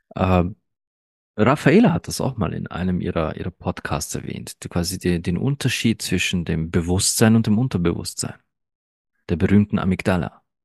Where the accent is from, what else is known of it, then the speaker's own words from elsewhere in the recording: Austria; German is a second language; ich bin kein gebürtiger Österreicher. Nein. Und ich bin auch erst mit drei Jahren nach Österreich gekommen